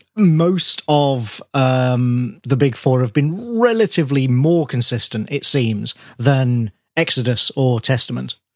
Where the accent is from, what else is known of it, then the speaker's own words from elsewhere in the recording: Birmingham, West Midlands, United Kingdom; my hometown